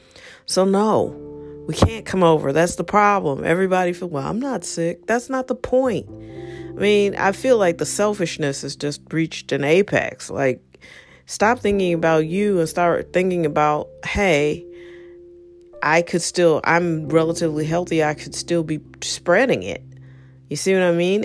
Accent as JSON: {"language": "English", "country": "United States", "said": "me being an American"}